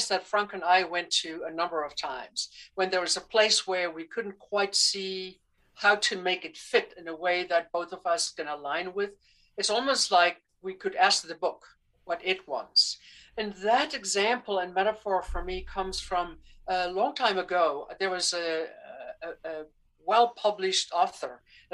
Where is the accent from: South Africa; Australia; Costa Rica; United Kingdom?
South Africa; moved away; also born or lived in Amazon; I grew up in South Africa during the apartheid era